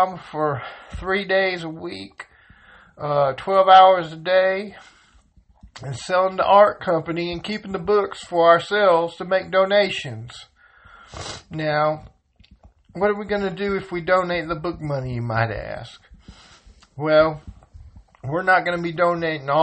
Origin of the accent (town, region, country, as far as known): Georgia, United States; born or raised there; moved away as an adult; now in North Carolina, United States